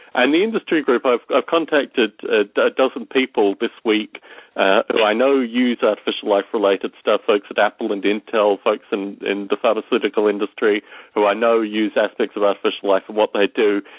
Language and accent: English; Australia; growing up in Australia